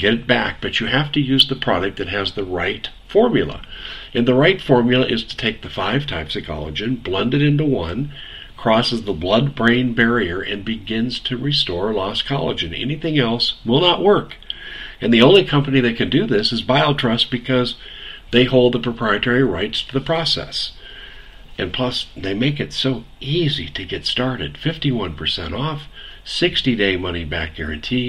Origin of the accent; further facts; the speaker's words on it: Maricopa County, Arizona, United States; I'm from Maricopa